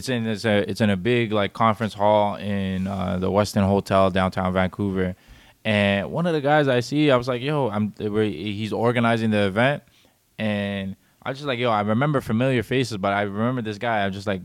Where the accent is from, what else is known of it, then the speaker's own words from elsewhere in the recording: Djibouti; I said, I'm from Djibouti.